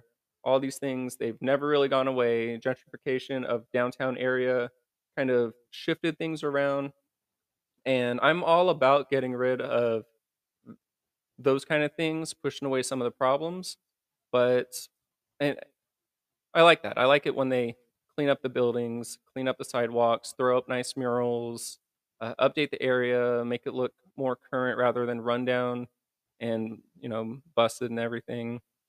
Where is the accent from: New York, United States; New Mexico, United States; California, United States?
California, United States; Oceanside; moved away; I've grew up in a lot of different parts of Oceanside.